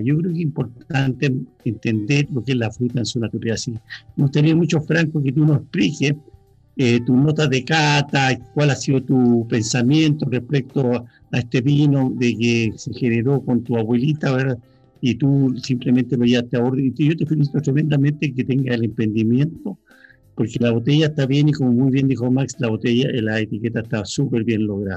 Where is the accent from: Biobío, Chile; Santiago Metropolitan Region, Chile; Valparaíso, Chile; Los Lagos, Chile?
Santiago Metropolitan Region, Chile; Santiago; siendo acá santiaguino